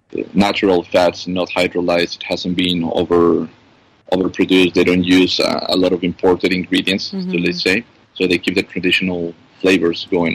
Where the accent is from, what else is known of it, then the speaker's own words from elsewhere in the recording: Ecuador; also born or lived in Australia; now in Dubai, United Arab Emirates; I was born in Ecuador. I did the apprenticeship in Australia